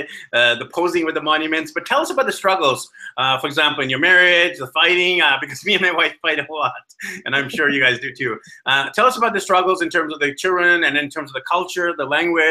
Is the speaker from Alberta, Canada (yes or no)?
no; Vancouver, British Columbia, Canada; moved away as an adult; We are from Vancouver, BC, Canada